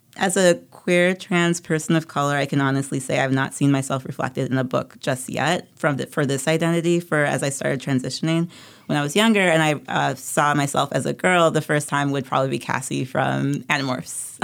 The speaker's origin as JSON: {"language": "English", "country": "U.S. Virgin Islands", "tie": "born or raised there", "said": "feeling very isolated and very bullied growing up on Saint Thomas"}